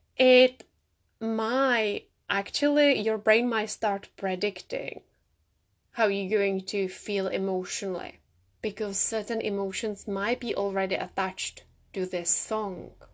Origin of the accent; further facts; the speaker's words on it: Czechia; moved away; I grew up in the Czech Republic